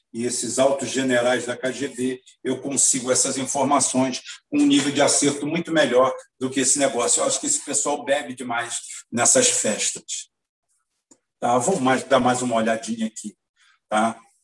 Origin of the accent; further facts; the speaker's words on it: Brazil; Eu, como nunca saí do Brasil